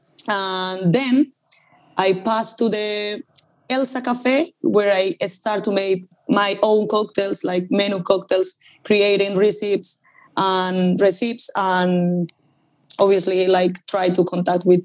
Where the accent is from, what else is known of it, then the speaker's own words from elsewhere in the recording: Colombia; accent: Spanish accent; English is a second language; moved away as an adult; now in Madrid, Spain; I'm from Colombia